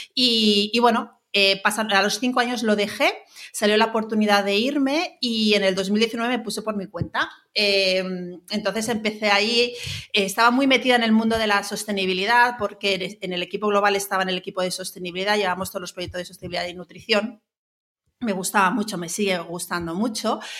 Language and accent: Spanish; Palma, Balearic Islands, Spain; moved away as an adult; also born or lived in Barcelona; Yo soy de Mallorca, de Palma, eh, estudié en Barcelona